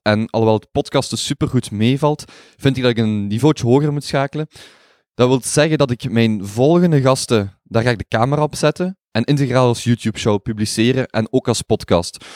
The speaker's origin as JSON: {"language": "Dutch", "country": "Belgium", "said": "als Belg"}